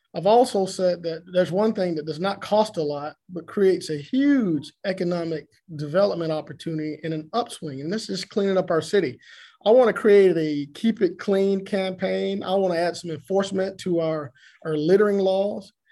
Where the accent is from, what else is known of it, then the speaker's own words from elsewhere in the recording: Augusta, Georgia, United States; I'm from Augusta, from East Augusta